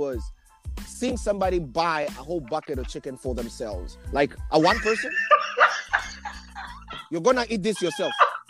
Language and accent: English; Kenya; moved away as an adult; now in United States; I think one of my biggest challenges when I came from Kenya, I went to Wichita State University in Kansas.